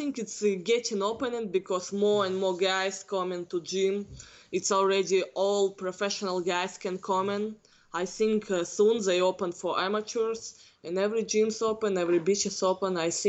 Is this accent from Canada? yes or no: no; Northern Kazakhstan, Kazakhstan; English is a second language; now in United States; Because now here evening in my country getting morning.